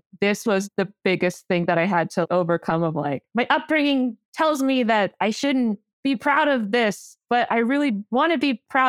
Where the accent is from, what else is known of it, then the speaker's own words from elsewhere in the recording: East York, Ontario, Canada; I grew up in East York, which is a big immigrant community there. I went to school there. So all my classmates were immigrant kids as well.